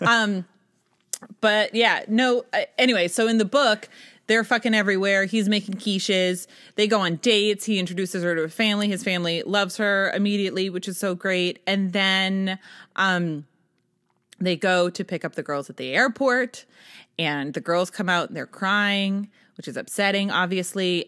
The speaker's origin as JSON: {"language": "English", "region": "New Hampshire", "country": "United States", "said": "I was from New Hampshire"}